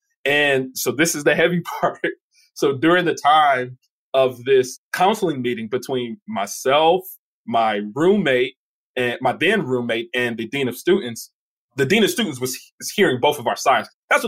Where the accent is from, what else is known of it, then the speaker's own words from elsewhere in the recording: Detroit, Michigan, United States; I knew that I was coming from Detroit.